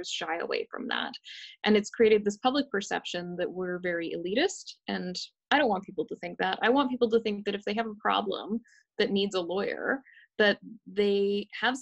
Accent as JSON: {"language": "English", "region": "West Coast", "country": "Canada", "tie": "born or raised there", "said": "I grew up on the West Coast"}